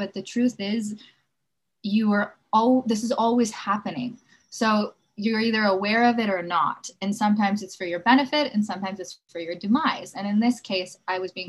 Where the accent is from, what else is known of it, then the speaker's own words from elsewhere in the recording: Los Angeles, California, United States; Growing up in Los Angeles